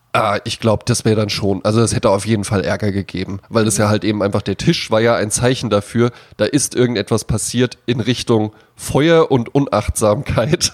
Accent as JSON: {"language": "German", "country": "Germany", "tie": "born or raised there", "said": "ich bin an der Lahn aufgewachsen, also an einem Fluss"}